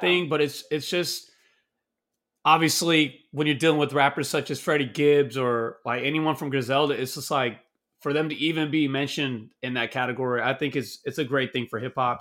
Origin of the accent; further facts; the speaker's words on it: Texas, United States; I'm from the South, I'm from Texas